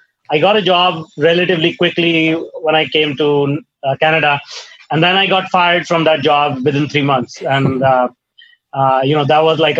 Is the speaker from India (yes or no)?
yes; India; I grew up in India in a small town